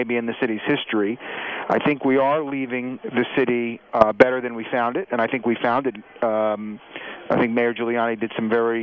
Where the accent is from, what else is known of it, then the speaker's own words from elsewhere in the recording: New York, United States; When I was growing up in New York, Lower Manhattan in the evenings was a ghost town